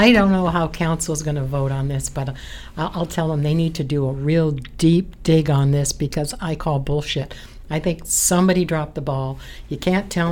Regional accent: London, Ontario, Canada; I grew up near Sycamore. Silverwood Pool

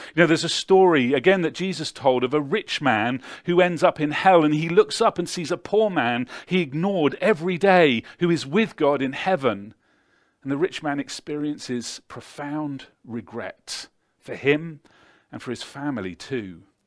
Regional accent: Devizes, South West England, United Kingdom; six X beer brewed in my hometown

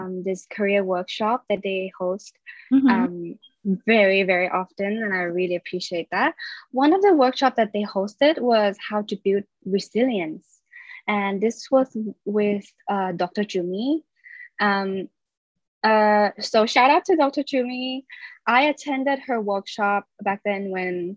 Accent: Thailand; moved away as an adult; now in London, United Kingdom; I was born and raised in Thailand

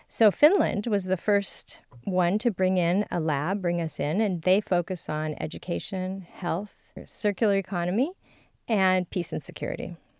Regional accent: California, United States; I'm from California

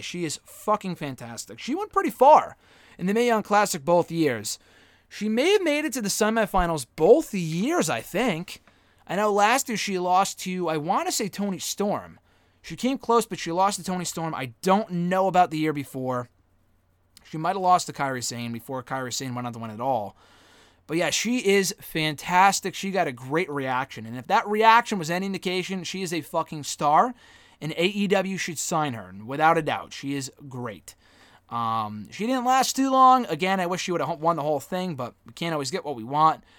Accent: Connecticut, United States; we were from Connecticut, that we came all the way from Connecticut

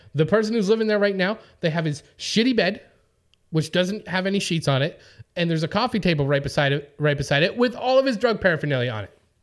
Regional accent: Winnipeg, Manitoba, Canada; now in Los Angeles, United States; I'm from Winnipeg, you know, we have a 100 degree Celsius temperature range between our hottest and coldest day

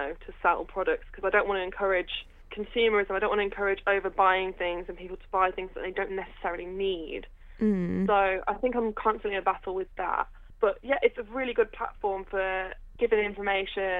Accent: Redditch, West Midlands, United Kingdom; I'm from Redditch

